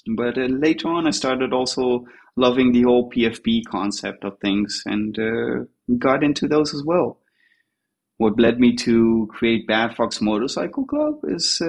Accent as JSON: {"language": "English", "town": "Tel Aviv", "region": "Tel Aviv District", "country": "Israel", "said": "I'm from Tel Aviv in Israel."}